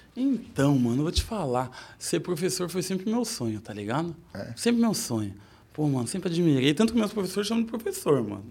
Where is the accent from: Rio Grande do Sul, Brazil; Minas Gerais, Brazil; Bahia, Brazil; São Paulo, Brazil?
São Paulo, Brazil; Sorocaba; Eu nasci em Sorocaba